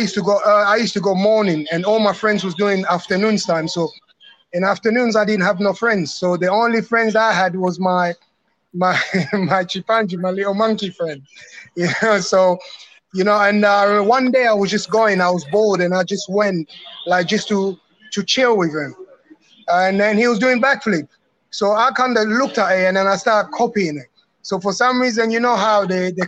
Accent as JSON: {"language": "English", "region": "London", "country": "United Kingdom", "tie": "born or raised there", "also_born_or_lived": "Democratic Republic of the Congo", "said": "I grew up in London, East London"}